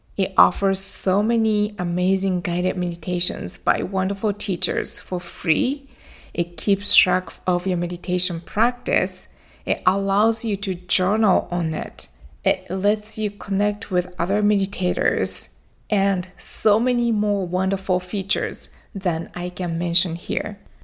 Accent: Japan; now in Florida, United States; I went back to my home country, Japan. That's where I was born and raised

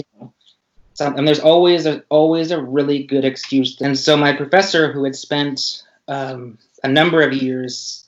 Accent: Pacific Northwest, United States; I grew up in the Northwest

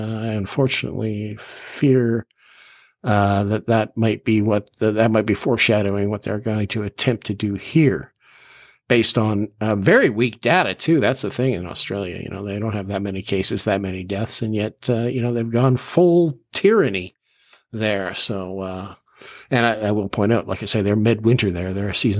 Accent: Canada; As far as our Canadian heritage goes

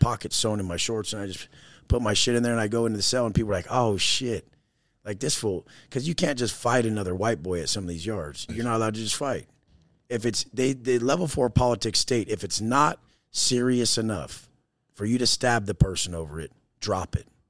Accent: Oceanside, California, United States; I grew up in Oceanside, California, San Diego, surfer, skater, snowboarder.

